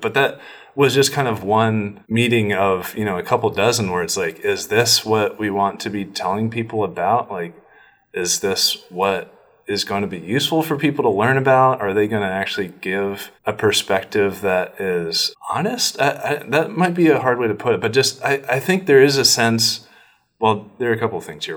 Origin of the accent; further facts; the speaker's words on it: Norway, Maine, United States; moved away; i was born and raised in this town in Norway